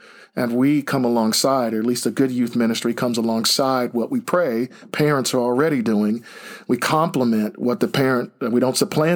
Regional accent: Greencastle, Indiana, United States; moved away as an adult; now in Pennsylvania, United States; I'm originally from Greencastle, Indiana. Been in Pennsylvania since 1989

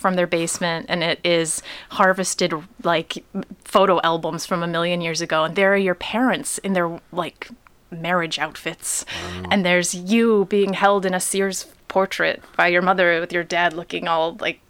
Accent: Pontiac, Michigan, United States; born or raised there

